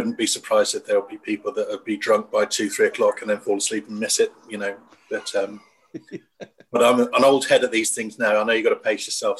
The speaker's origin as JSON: {"language": "English", "region": "England", "country": "United Kingdom", "said": "It's a weird thing about being English."}